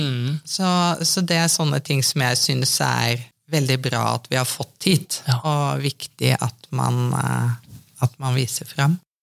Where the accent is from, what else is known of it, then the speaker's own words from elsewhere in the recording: Trøgstad, Østfold, Norway; also born or lived in Bergen / Oslo; jeg er født i Bergen, men flytta til Trøgstad når jeg var tre år. Så jeg anser meg sjøl for å være indre østfolding